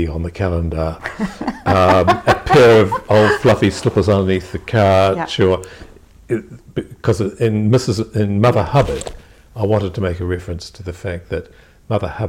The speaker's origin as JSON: {"language": "English", "town": "Invercargill", "region": "Southland", "country": "New Zealand", "tie": "born or raised there", "said": "Russell, my brother, and I, we were born and raised in Invercargill"}